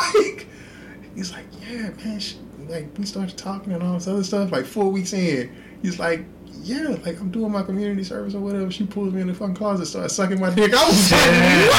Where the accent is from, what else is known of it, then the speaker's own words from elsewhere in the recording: Houston, Texas, United States; I just wanted to say, as a Houston kid